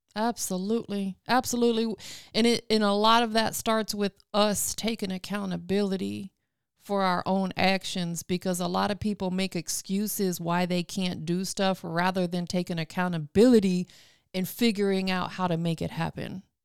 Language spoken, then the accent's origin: English; Tampa, Florida, United States; moved away as an adult; now in Atlanta, United States; I'm from Tampa, born and raised.